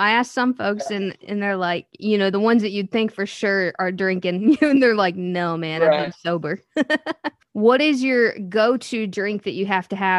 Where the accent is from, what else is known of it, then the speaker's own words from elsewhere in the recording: Missouri, United States; now in Nashville, United States; I'm from Missouri, so growing up, we would always go to Kane's and check out shows.